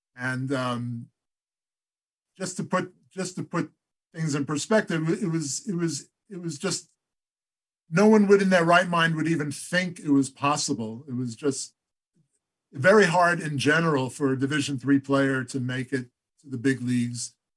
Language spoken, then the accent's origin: English; Great Neck, New York, United States; I started our uh, baseball team out in Great Neck, where uh, we had moved to when I was about eight years old.